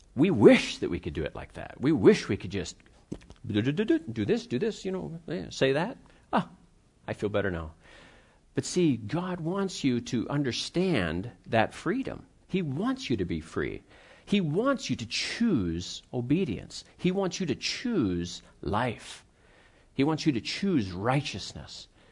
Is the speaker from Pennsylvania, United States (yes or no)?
yes; Pittsburgh, Pennsylvania, United States; I grew up in the Pittsburgh area